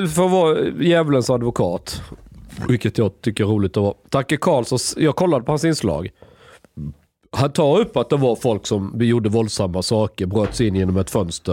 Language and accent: Swedish; Skåne, Sweden; jag är skåning